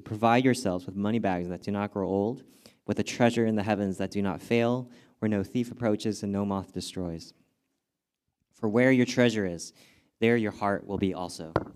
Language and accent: English; Southern California, United States; I grew up in Southern California